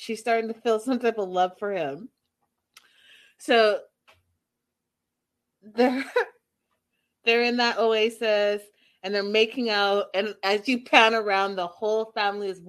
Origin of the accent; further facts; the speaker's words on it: Canada; moved away; also born or lived in United States; as a child growing up in Canada, we did do cow tipping